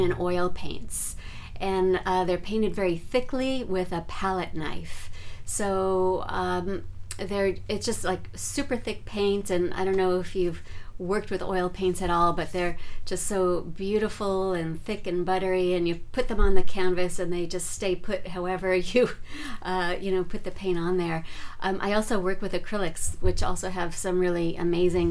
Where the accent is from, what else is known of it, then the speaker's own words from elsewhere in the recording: New York City, New York, United States; moved away as an adult; now in Northern California, United States; I was born and raised in New York